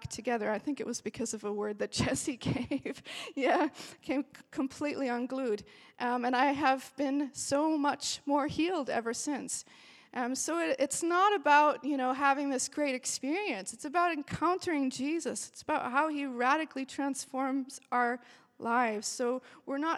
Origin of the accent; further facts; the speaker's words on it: Austria; now in Belfast, United Kingdom; I grew up in Austria